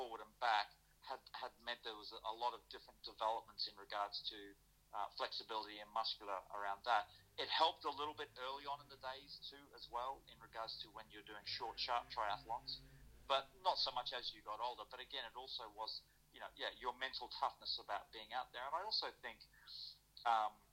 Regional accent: Australia; moved away as an adult; now in London, United Kingdom; growing up in Australia, you could step onto a tennis court anywhere and play

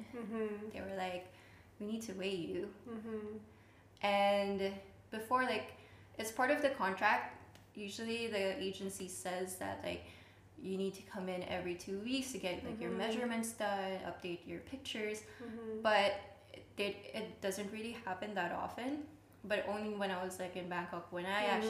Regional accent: Philippines; in my culture, too, so I'm Filipino

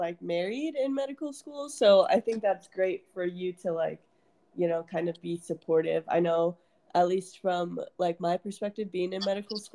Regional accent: Iowa, United States; moved away; I'm from Iowa

